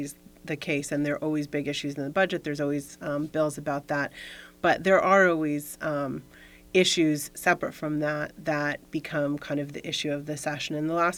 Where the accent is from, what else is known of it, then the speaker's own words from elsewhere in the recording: Florida, United States; moved away as an adult; now in Fairfax County, United States; I'm from Florida originally, when I was in high school